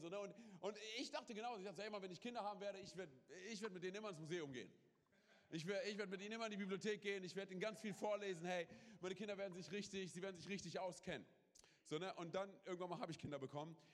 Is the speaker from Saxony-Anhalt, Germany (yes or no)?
no; Berlin, Germany; wir kommen aus Berlin, wir haben auf der Straße, wir haben Sachen gemacht